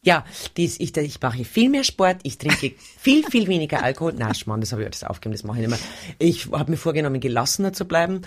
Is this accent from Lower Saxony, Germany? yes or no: no; Bavaria, Germany; Bei uns in Bayern